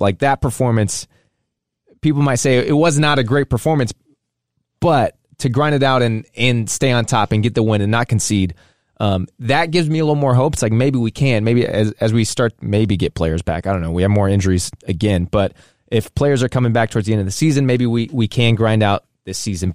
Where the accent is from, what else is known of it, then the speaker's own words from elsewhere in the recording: United States; also born or lived in Saint Louis, Missouri; we're American. We live in Saint Louis